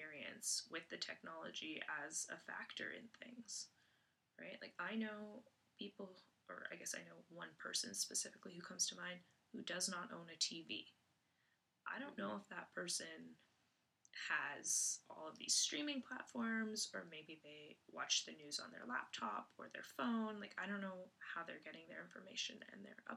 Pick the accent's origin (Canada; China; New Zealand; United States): Canada; as a Canadian